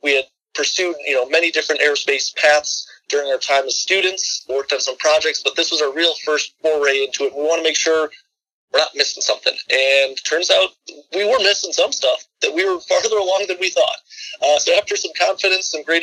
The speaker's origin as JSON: {"language": "English", "town": "Chicago", "region": "Illinois", "country": "United States", "tie": "born or raised there", "also_born_or_lived": "Michigan", "moved": "as an adult", "said": "found myself back down in my home state of Illinois, Chicago"}